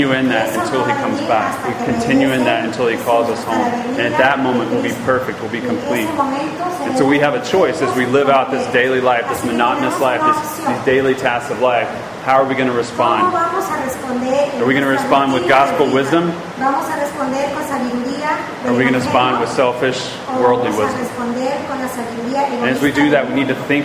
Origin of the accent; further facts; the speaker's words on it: Georgia, United States; I'm from Georgia